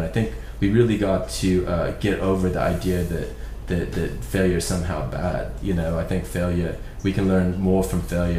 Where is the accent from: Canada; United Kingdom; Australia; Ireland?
Ireland; So I'm from Ireland, and like, Ireland's kind of like the poor relations of England.